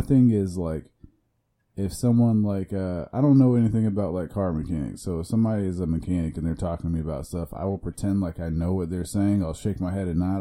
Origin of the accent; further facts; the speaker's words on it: Iowa, United States; moved away as an adult; also born or lived in Chicago, Illinois; now in Florida, United States; I identify as a Midwesterner because I was born in Chicago and I lived there for five years, and then I moved to Iowa, but I also, you know, went back and forth to Chicago.